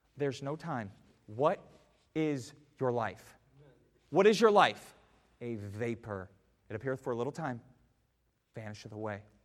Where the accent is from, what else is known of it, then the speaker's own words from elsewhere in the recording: United States; as an American